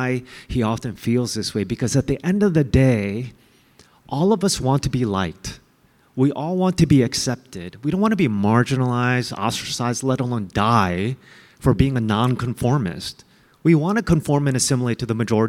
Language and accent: English; United States; I hated being Asian American